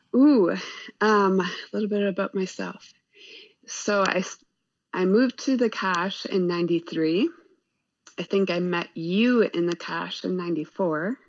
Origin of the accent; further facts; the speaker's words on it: Kewaskum, Wisconsin, United States; moved away as an adult; now in Oshkosh, United States; I actually grew outside up outside of Kewaskum, outside of uh, a unincorporated village, uh, Newfane